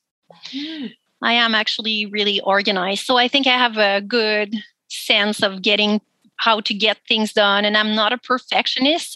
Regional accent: Quebec, Canada; English is a second language; moved away as an adult; now in Nanaimo, Canada; I grew up in Quebec and I moved here on Vancouver Island when I was 22

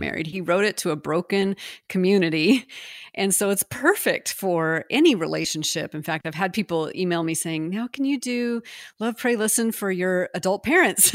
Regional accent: United States; also born or lived in France

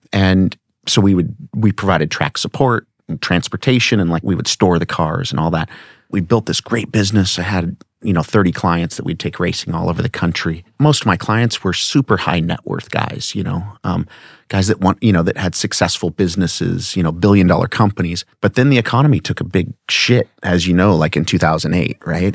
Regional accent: Newport Beach, California, United States; when I was born in seventy-four, um, I mean, I came home from Hogue Hospital in Newport Beach

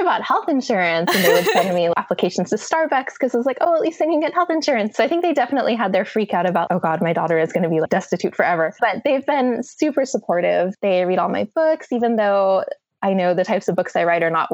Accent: Cupertino, California, United States; I grew up in Cupertino, California, which is the home of Apple and kind of the heart of the Silicon Valley.

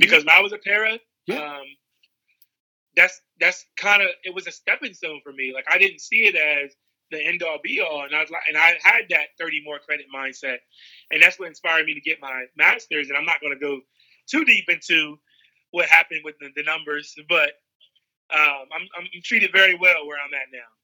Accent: Seaford, Delaware, United States; growing up in Seaford, Delaware

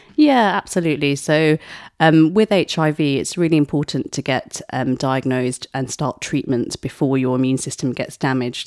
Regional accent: Essex, East of England, United Kingdom; also born or lived in Mumbai, India; I was born in Bombay, moved to Essex when I was two

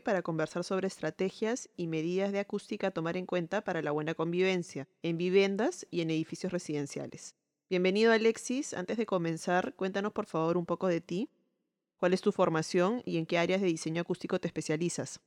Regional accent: Peru; soy arquitecta peruana

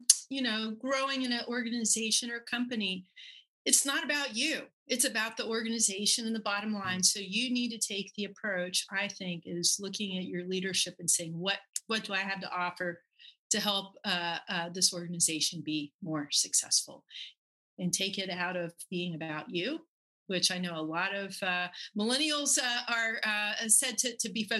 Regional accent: Buckhannon, West Virginia, United States; moved away; I'm from Buchanan, West Virginia.

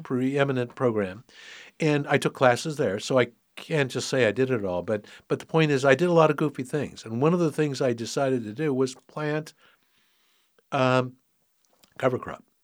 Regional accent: San Francisco, California, United States; moved away as an adult; also born or lived in Sonoma County; I was, um, born and raised in San Francisco. City kid all my life.

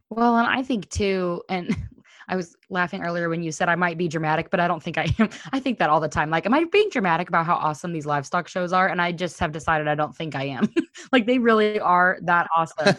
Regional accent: Missouri, United States; We're from Missouri

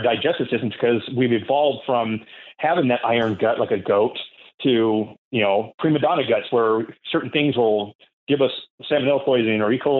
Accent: Kingston, Washington, United States; Well, and that's, I grew up in Kingston on a ranch. And I don't know if you've ever been to Kingston. A lot of people from Washington State don't know where Kingston's at. It's a little ferry boat town that goes over to Edmonds, you know.

